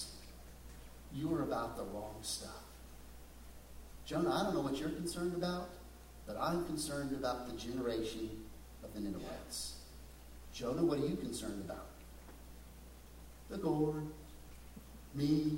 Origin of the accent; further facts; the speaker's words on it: West Texas, United States; growing up in West Texas